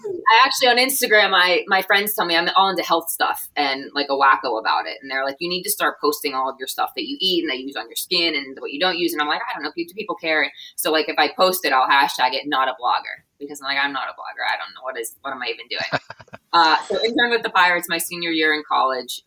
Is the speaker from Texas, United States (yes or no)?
no; Pittsburgh, Pennsylvania, United States; moved away as an adult; also born or lived in Cincinnati; it's my hometown